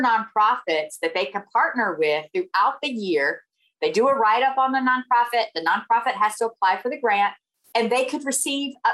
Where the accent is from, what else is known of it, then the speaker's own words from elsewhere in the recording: Siler City, North Carolina, United States; accent: Southern; moved away as an adult; now in Arizona, United States; I'm originally from North Carolina, born and raised. in the South. I lived there until my late 20s.